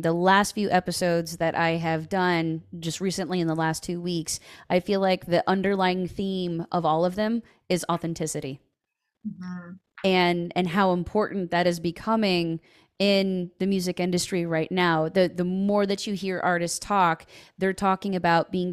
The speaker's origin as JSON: {"language": "English", "region": "Ohio", "country": "United States", "tie": "born or raised there", "also_born_or_lived": "Nashville", "said": "I'm in Ohio. You know, I don't live in Nashville anymore."}